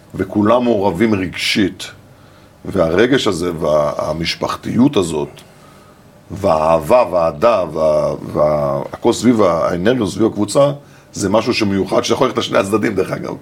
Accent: Haifa, Haifa District, Israel; אני גרתי בקריית חיים, ליד האצטדיון כדורגל של קריית חיים

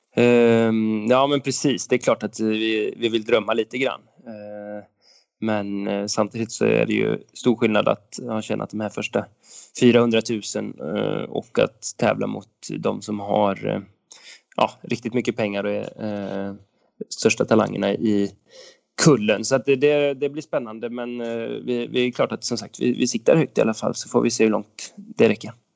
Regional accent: Åmål, Västra Götaland, Sweden; now in Romme, Sweden; Jag växte upp i Åmål

